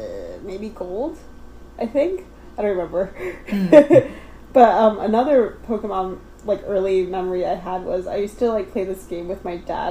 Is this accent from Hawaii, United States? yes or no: yes; Hawaii, United States; I'm from Hawaii, which is proximate to Japan.